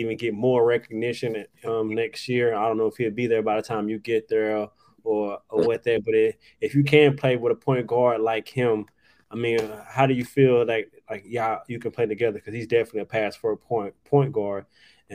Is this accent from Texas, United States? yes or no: yes; Dallas, Texas, United States; I'm from Dallas